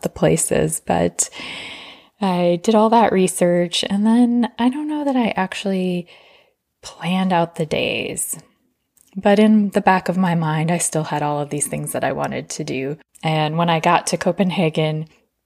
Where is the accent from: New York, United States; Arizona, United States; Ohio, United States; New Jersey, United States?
Arizona, United States; I come from Arizona where it's sunny 300 days of the year